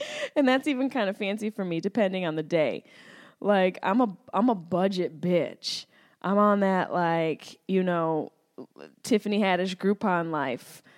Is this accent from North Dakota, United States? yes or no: no; Syracuse, New York, United States; now in Los Angeles, United States; Yes, I'm from Syracuse, New York